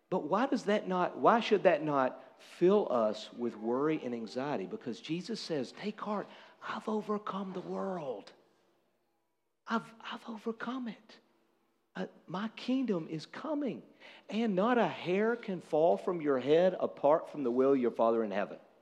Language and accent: English; United States